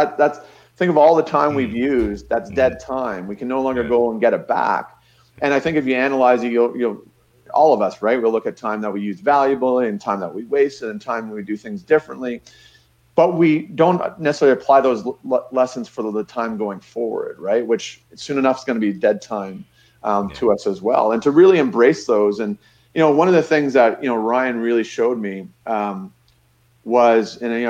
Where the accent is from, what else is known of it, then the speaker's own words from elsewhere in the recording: Niagara Falls, Ontario, Canada; You know, I grew up in Niagara Falls.